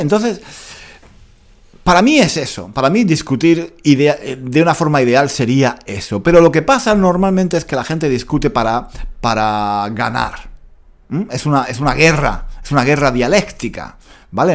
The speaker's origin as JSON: {"language": "Spanish", "town": "Granada", "region": "Andalusia", "country": "Spain", "said": "yo soy de Granada y me siento orgulloso de mi cultura"}